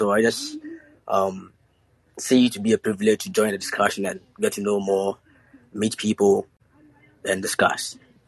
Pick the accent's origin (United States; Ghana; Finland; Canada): Ghana; Yeah, so I'm basically from Ghana, and I'm actually in college.